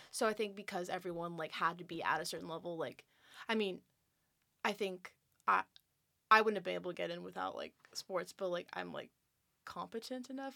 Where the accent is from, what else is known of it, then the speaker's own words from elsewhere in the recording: California, United States; moved away as an adult; I'm from California